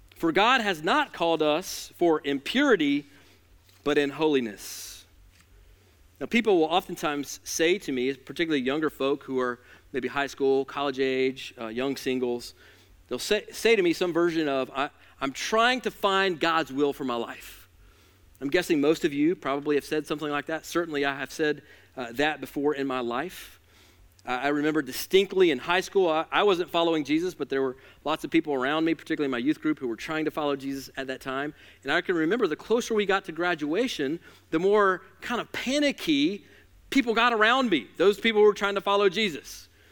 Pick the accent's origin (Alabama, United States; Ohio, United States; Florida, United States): Alabama, United States; I'm from Alabama